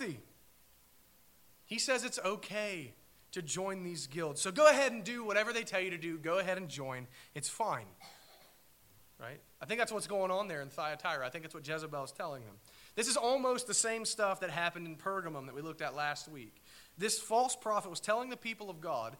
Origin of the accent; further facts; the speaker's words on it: United States; I'm an American